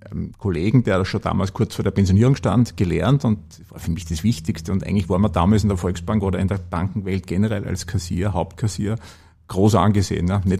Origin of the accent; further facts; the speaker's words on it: Upper Austria, Austria; weil ich als Oberösterreicher, wie gesagt, als gelernter Oberösterreicher halt immer ein bisschen plapper und gern plapper